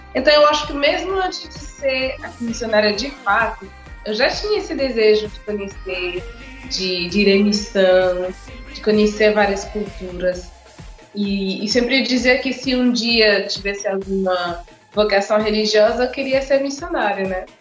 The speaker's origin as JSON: {"language": "Portuguese", "town": "Montreal", "region": "Quebec", "country": "Canada", "tie": "born or raised there", "also_born_or_lived": "Senegal", "second_language": "Portuguese", "moved": "as an adult", "lives_now": "Fortaleza, Brazil", "said": "Com seis anos a gente saiu do Senegal para morar no Canadá, em Montreal. Aí eu cresci lá toda a minha infância, adolescência, vida adulta"}